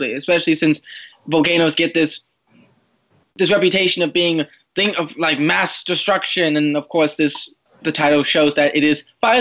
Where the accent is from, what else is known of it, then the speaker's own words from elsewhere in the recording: Washington, United States; moved away; I come from Washington